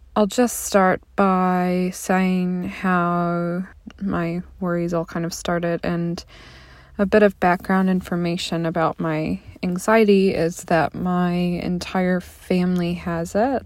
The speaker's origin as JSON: {"language": "English", "area": "a little town outside of St. Louis", "region": "Missouri", "country": "United States", "said": "I'm from the Midwest, um, a little town outside of St. Louis, Missouri"}